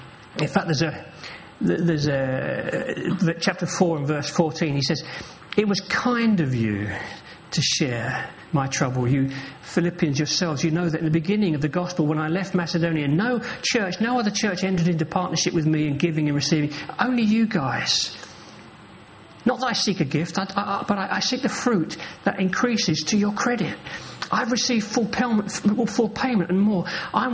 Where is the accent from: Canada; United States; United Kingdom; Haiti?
United Kingdom; England; Well, I'm an Englishman, you know. We're a bit like that, aren't we?